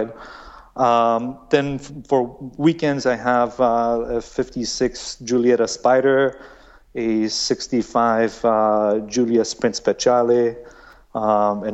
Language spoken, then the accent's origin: English; Iran; moved away; I was born in Iran, so we were living in Iran, and I was 4 years old